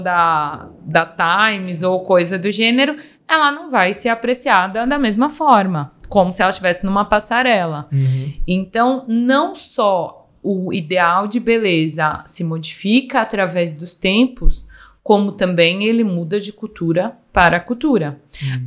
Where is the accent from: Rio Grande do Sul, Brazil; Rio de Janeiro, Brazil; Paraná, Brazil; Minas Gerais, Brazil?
Minas Gerais, Brazil; da terra, né, onde eu nasci, que é uma terra realmente banhada por belezas, Minas Gerais tem muitas cachoeiras